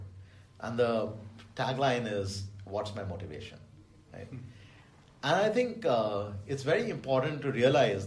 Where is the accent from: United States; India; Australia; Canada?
India; Delhi; I grew up in Delhi